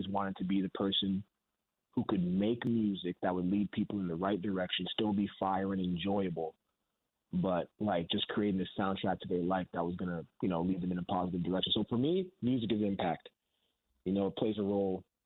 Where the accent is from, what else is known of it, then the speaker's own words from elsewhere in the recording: Canada; being a Canadian